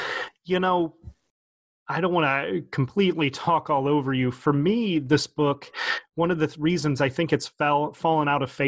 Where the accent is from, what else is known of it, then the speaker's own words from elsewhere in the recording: Richmond, Virginia, United States; born there; also born or lived in Baton Rouge / New Orleans / Nashville; I'm not a true Southerner because I moved around so much, but I was born in Richmond and lived in Baton Rouge and New Orleans and Nashville for a significant chunk of my life.